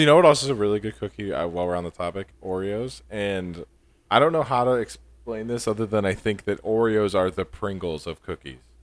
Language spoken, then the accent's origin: English; New York, United States; Born in, born and raised in New York, you know, I'm a New Yorker.